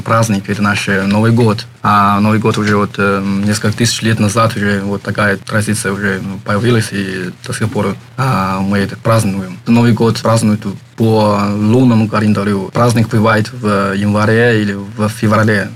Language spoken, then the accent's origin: Russian; Shanghai, China; Russian is a second language; moved away as an adult; now in North Ossetia-Alania, Russia; я приехал из Китая, Шанхай